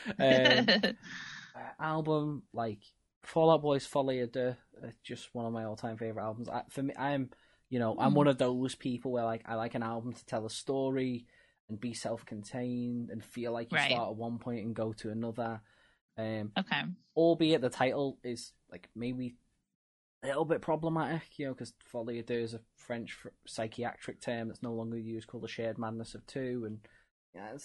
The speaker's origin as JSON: {"language": "English", "town": "Liverpool", "region": "North West England", "country": "United Kingdom", "said": "I'm British and I'm from Liverpool, so, you know, we like football where I'm from"}